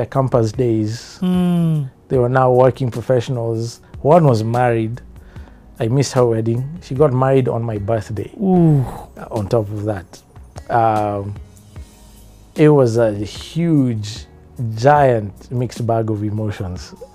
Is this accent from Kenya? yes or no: yes; Kenya; I was Kenyan. I was home. I have the right to be here. This is my country. My country.